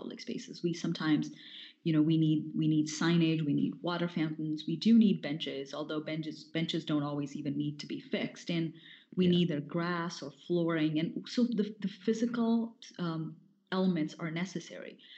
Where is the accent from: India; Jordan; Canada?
India; North India; growing up in India, because I grew up in North India